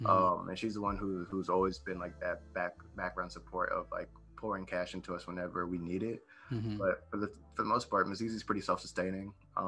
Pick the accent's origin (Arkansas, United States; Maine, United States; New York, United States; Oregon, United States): New York, United States; born there; also born or lived in Ohio / Florida; now in Texas, United States; So I was born in New York, and then from there I moved to Ohio, and then from Ohio I moved to Texas